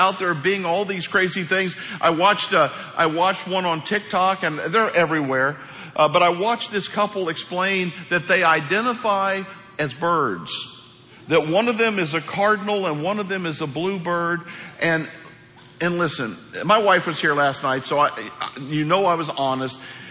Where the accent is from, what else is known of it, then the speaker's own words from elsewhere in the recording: Hawk Point, Missouri, United States; moved away; Hawk Point, Missouri.